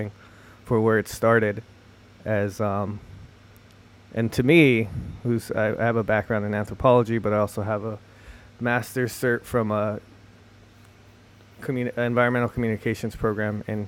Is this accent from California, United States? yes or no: yes; Los Angeles, California, United States; now in Seattle, United States; I'm from Los Angeles, California